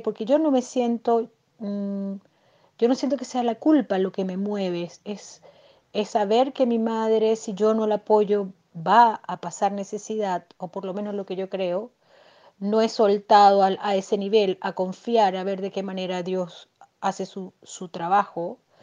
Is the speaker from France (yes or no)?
no; Venezuela; moved away as an adult; now in Chile; venezolana viviendo en Chile. Migré hace cuatro años